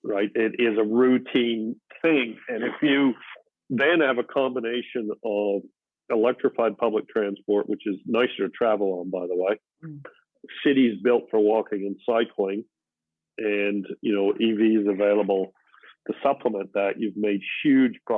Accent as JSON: {"language": "English", "country": "Canada", "tie": "born or raised there", "also_born_or_lived": "England", "said": "We didn't own a car when I was growing up. We emigrated from England, and Canada's winters were so bad"}